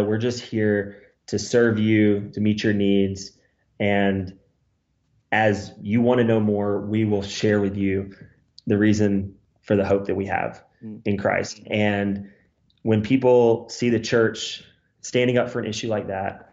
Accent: United States; I'm the American

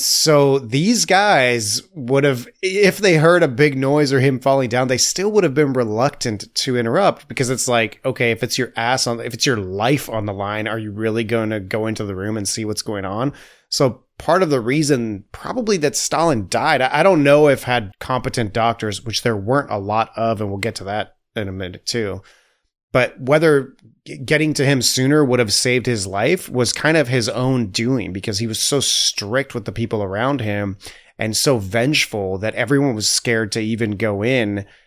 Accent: United States; I'm a dumb American

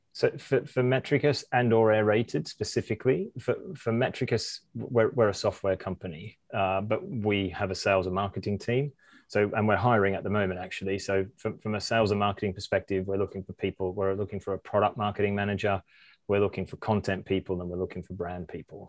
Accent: Australia; moved away as an adult; also born or lived in Amsterdam; I did an electrical apprenticeship in Australia and in my hometown

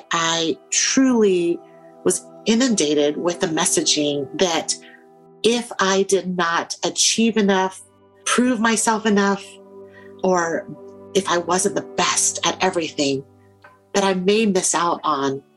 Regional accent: United States; as an immigrant growing up in the United States

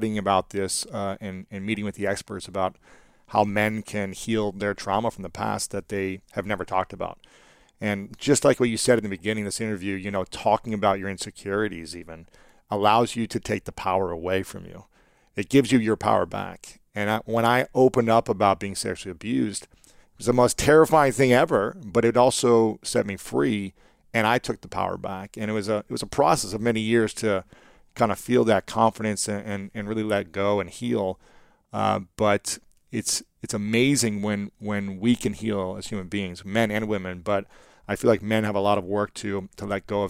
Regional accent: Ohio, United States; as a young man growing up in Ohio, in the Midwest

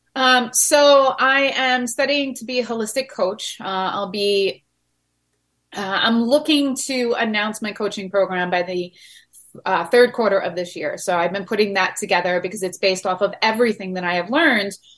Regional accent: Long Island, New York, United States; We grew up on Long Island, so I had the water around me my whole entire life.

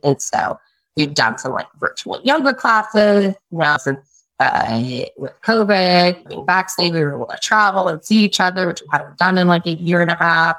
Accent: Bellingham, Washington, United States; also born or lived in Alaska; I am originally from Alaska and from Bellingham, Washington.

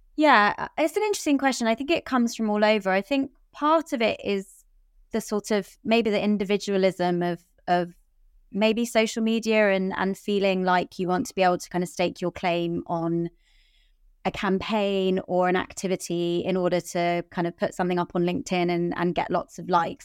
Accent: London, United Kingdom; I'm born and raised in London

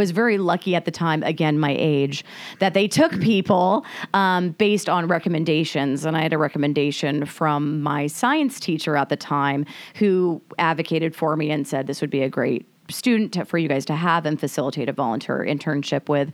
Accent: Everett, Washington, United States; also born or lived in Mill Creek, Washington; now in Camano Island, United States; born and raised in Washington State, based out of Everett, went to Cascade High School

